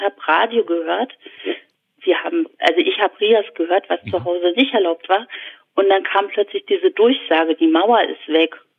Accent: Berlin, Germany; ich habe als Kind erst in Schöneweide gewohnt

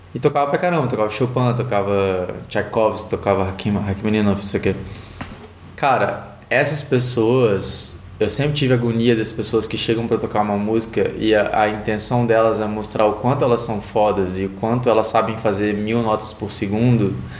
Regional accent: Vitória, Espírito Santo, Brazil; Vitória, Espírito Santo. Sou capixaba 100%.

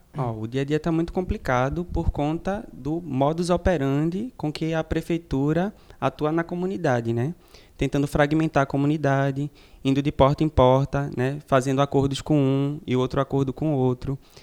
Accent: Paulista, Pernambuco, Brazil; Sou de original de Paratybe, Paulista, que é uma periferia aqui da região metropolitana norte

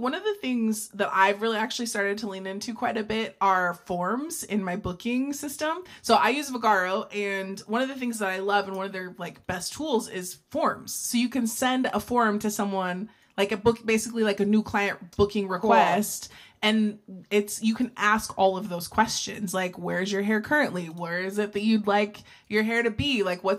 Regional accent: Ohio, United States; I'm still from Amish Country, Ohio

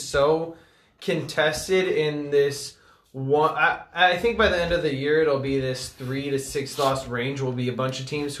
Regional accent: Colorado, United States; I'm from Colorado.

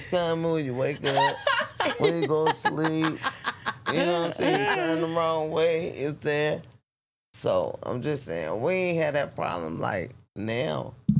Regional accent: Cincinnati, Ohio, United States; also born or lived in Charlotte, North Carolina; now in Las Vegas, United States; I'm originally from Cincinnati, Ohio. I've stayed in Charlotte, North Carolina. Now I'm staying here.

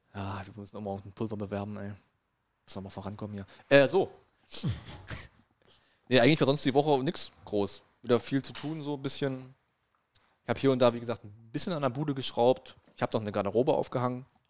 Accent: Brandenburg, Germany; moved away as an adult; now in Saxony, Germany; ich bin und bleibe Brandenburger

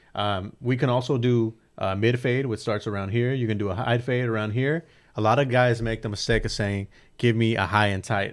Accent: San Bernardino, California, United States; in my hometown

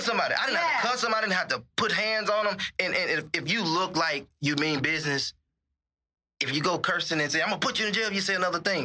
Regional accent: Mississippi, United States; now in Dallas, United States; When I came from Mississippi, I knew nothing about policing.

